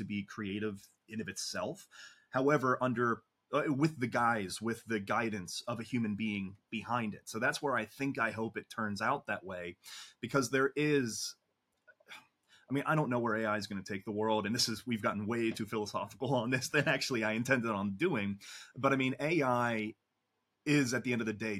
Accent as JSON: {"language": "English", "country": "United States", "said": "I'm American"}